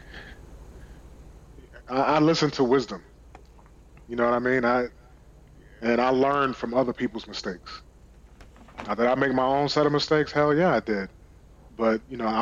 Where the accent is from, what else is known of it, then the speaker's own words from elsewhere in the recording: New York, United States; moved away; growing up in New York, in Brooklyn